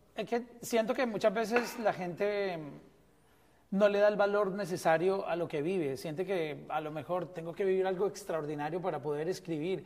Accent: Colombia

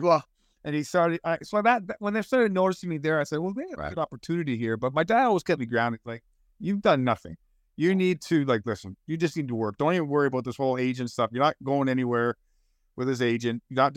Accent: Toronto, Ontario, Canada; But yeah, growing up in Toronto is yeah, and you know how it is. It's like it's a big pond with a lot of fish.

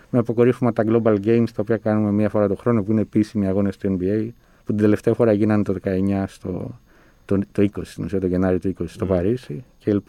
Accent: Thessaloniki, Central Macedonia, Greece; κατάγομαι από τη Θεσσαλονίκη.

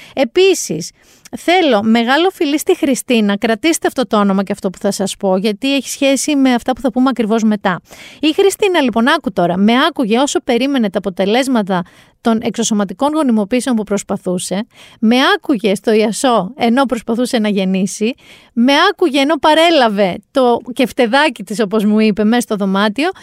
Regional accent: Mani, Peloponnese, Greece; στο χωριό μου εκεί στη Μάνη

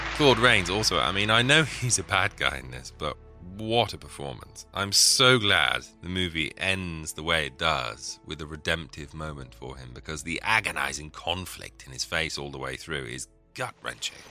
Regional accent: England, United Kingdom; being an Englishman

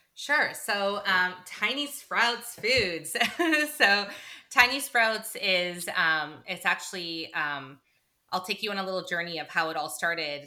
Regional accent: Toronto, Ontario, Canada; moved away as an adult; also born or lived in United Kingdom; now in New Jersey, United States; we met in high school in our hometown of Toronto, Canada, and uh, so we're both Canadian.

